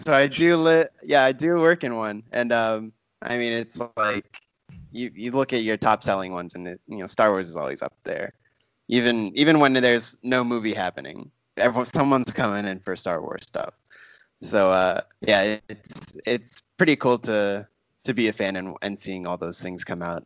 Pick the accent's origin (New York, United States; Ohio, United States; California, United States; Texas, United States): Texas, United States; now in Los Angeles, United States; by way of growing up in Texas